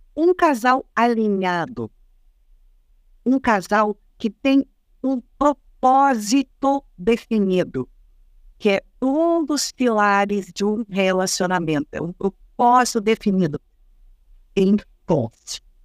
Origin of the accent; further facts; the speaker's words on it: Rio Grande do Sul, Brazil; eu sou gaúcha, gente, sou do Rio Grande do Sul